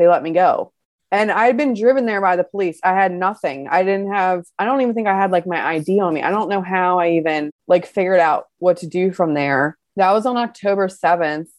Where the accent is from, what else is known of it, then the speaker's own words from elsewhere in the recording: Baltimore, Maryland, United States; I'm from Baltimore